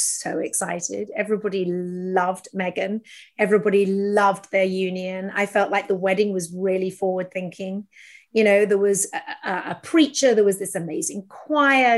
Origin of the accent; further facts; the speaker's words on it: United Kingdom; now in United States; as a Brit in America